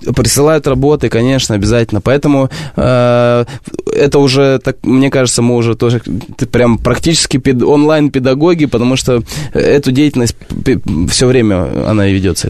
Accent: Barnaul, Altai Krai, Russia; Я из Сибири

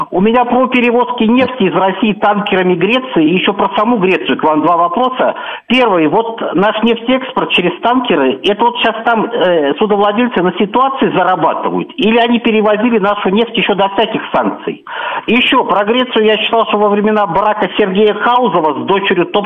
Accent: Zaporizhzhia, Zaporizhzhia Oblast, Ukraine; now in United Kingdom; я живу в Великобритании. И а, я уроженка города Запорожья.

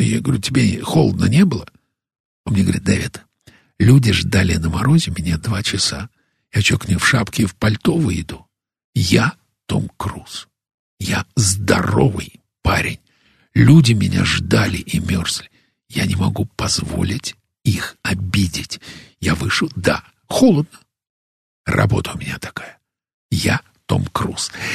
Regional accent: Russia; also born or lived in United States; из России

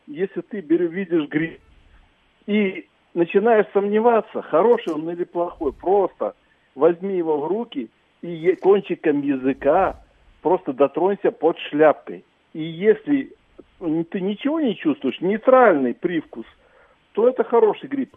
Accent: Belarus; я просто сам родился в Беларуси и вырос в лесах, так сказать

